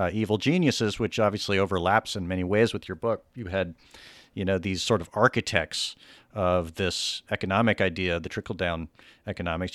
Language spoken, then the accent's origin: English; the South, United States; my whole life I grew up in the South